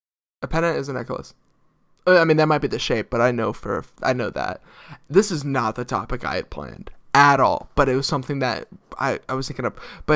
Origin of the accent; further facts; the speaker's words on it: Canton, Ohio, United States; I'm from Canton, Ohio.